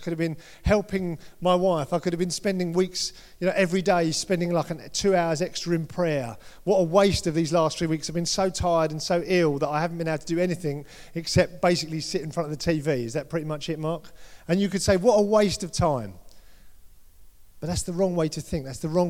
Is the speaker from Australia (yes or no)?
no; United Kingdom; We're all British. Most of us are British here.